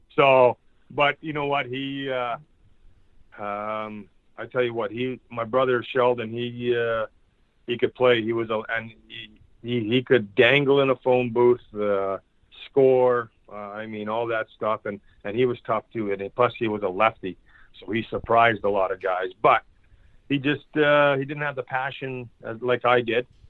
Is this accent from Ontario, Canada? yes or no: no; Churchbridge, Saskatchewan, Canada; it's a way of life here in in Saskatchewan. Uh, every whether you know my hometown's 900 people